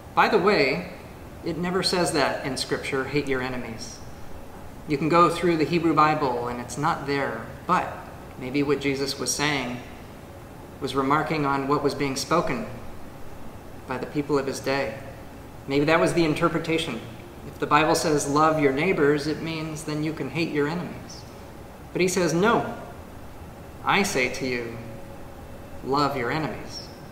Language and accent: English; United States; as an American